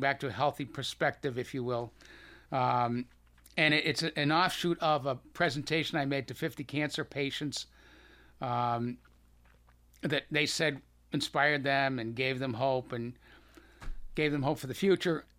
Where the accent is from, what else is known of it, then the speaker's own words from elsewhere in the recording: Boston, Massachusetts, United States; accent: Boston; you still have a little bit of my Boston accent